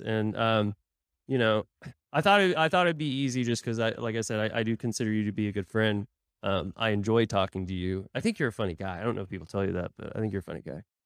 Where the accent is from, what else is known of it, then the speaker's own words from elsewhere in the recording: Tulsa, Oklahoma, United States; moved away; my hometown of Tulsa